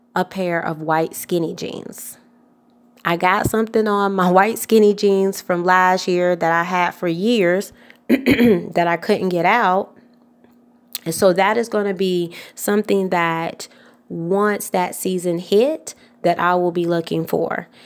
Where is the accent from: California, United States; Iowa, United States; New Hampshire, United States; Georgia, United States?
Georgia, United States; Atlanta; I'm from Atlanta, Georgia